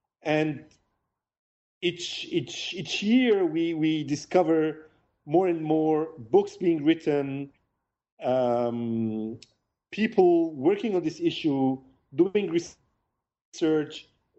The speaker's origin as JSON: {"language": "English", "town": "Beirut", "region": "Beirut Governorate", "country": "Lebanon", "tie": "born or raised there", "said": "Originally, I'm born in Beirut, Lebanon. I'm Lebanese Armenian. I grew up in Lebanon during the war there, the 15 years of war."}